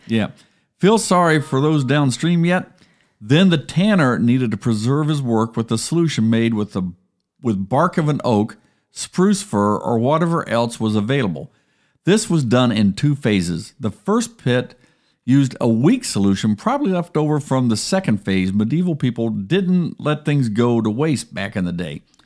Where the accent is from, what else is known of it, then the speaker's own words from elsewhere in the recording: Columbus, Ohio, United States; moved away; I grew up in Columbus